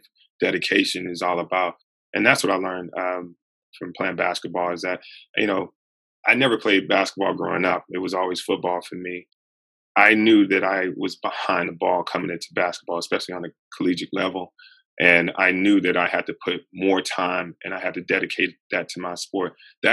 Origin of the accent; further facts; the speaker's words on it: the South, United States; moved away as an adult; also born or lived in Western Pennsylvania; I grew up in the South